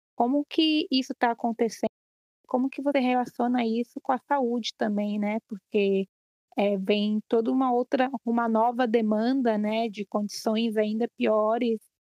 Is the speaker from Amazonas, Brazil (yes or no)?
no; São Paulo, Brazil; eu sou de São Paulo